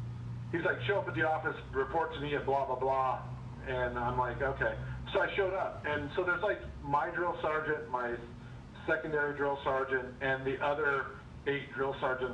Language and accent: English; Southwest, United States; I'm from the Southwest.